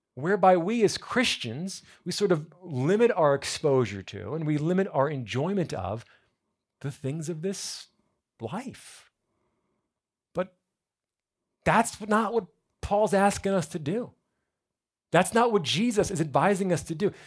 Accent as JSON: {"language": "English", "region": "New Jersey", "country": "United States", "moved": "yes", "lives_now": "South Florida, United States", "said": "I'm from New Jersey."}